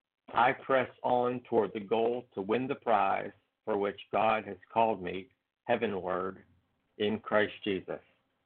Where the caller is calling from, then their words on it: Pennsylvania, United States; from Pennsylvania.